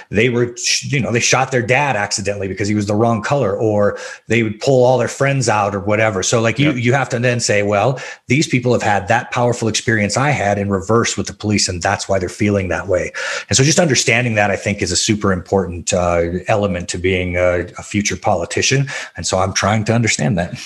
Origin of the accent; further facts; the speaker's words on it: Albuquerque, New Mexico, United States; I was raised in the South Valley of Albuquerque, New Mexico.